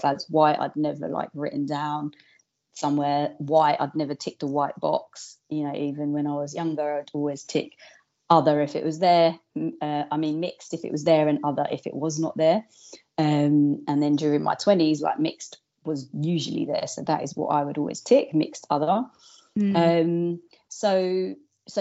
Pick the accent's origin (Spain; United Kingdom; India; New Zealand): United Kingdom; London; I'm from South London